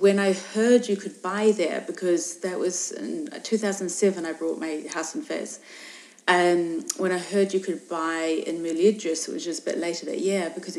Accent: New Zealand; also born or lived in England; now in Morocco; I'm originally from New Zealand, but I was in England

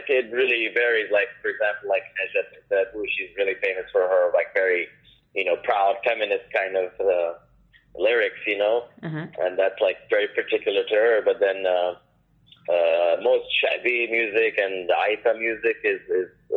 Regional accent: Casablanca, Casablanca-Settat, Morocco; also born or lived in Paris, France / California, United States / New York, United States; now in Brooklyn, New York, United States; born and raised in Casablanca

